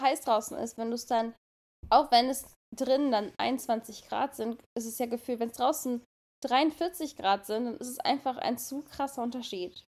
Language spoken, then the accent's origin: German; Germany; now in California, United States; wir kommen aus Deutschland